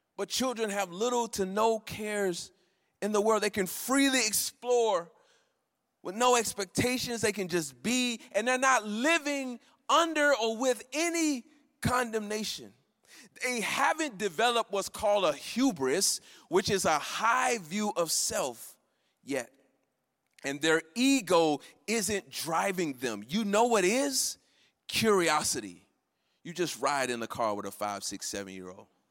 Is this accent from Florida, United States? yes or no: yes; Florida, United States; moved away; I'm from Florida and I grew up, you know, going to fairs